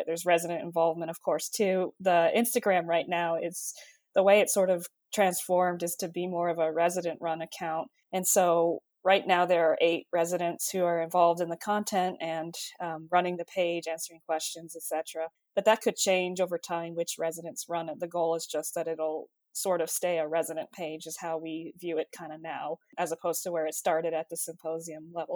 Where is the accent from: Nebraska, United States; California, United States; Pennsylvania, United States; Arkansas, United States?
California, United States; moved away as an adult; also born or lived in Michigan; now in Chapel Hill, United States; I grew up in California.